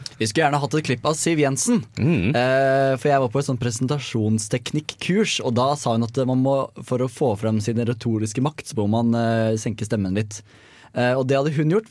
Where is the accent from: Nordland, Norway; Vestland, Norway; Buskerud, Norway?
Buskerud, Norway; Hønefoss; som jeg har vokst opp med på Hønefossen